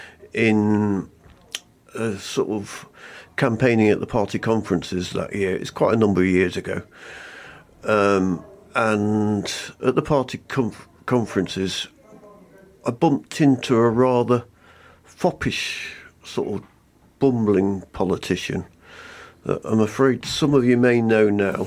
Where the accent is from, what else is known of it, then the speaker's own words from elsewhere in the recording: Nottingham, East Midlands, United Kingdom; moved away as an adult; now in Black Country, United Kingdom; I'm from the East Midlands, I'm afraid, but I've crossed over to the black country and I love it now